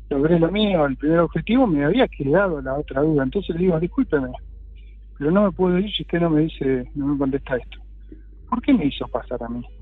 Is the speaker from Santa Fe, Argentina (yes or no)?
no; Ramos Mejía, Buenos Aires Province, Argentina; also born or lived in Ingeniero Budge; volví un poco a, mi pago, yo soy de Ramos Mejía